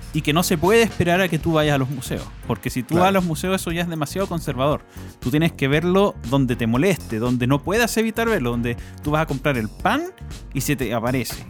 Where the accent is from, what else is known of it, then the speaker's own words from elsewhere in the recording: Chile; como ciudadanos chilenos